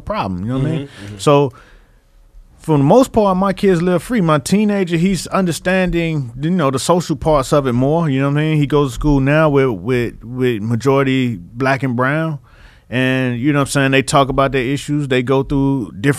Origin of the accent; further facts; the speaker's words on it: Miami, Florida, United States; I'm from Miami.